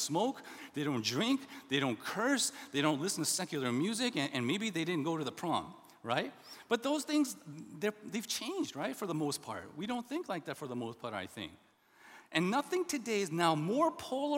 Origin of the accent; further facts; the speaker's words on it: the South, United States; born or raised there; also born or lived in Indianapolis, Indiana